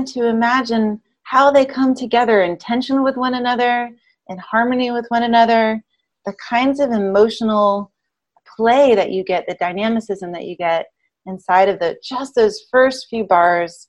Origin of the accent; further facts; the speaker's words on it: Memphis, Tennessee, United States; I grew up in Memphis, Tennessee, and I therefore was raised on gospel and blues music